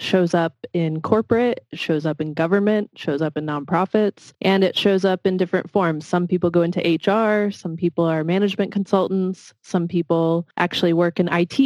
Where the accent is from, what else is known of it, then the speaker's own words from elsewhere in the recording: Washington, District of Columbia, United States; moved away; I grew up in the Washington, D.C. area